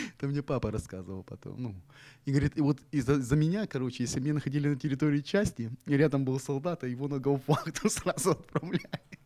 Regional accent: Zhytomyr, Zhytomyr Oblast, Ukraine; now in Odesa, Ukraine; я житомирский молодой человек

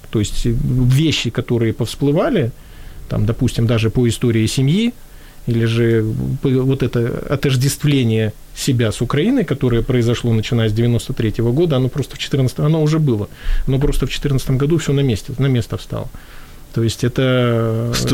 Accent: Latvia; вот я рос в Латвии

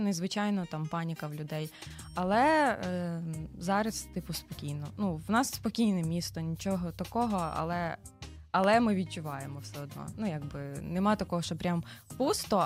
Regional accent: Varash, Rivne Oblast, Ukraine; Народилася в місті Кузнецовськ, а потім перейменували на місто Вараш.

